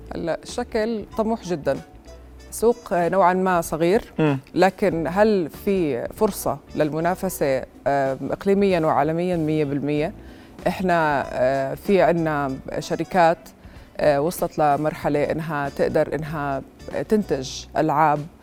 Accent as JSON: {"language": "Arabic", "country": "Jordan", "said": "احنا معتزين بوجودنا هون"}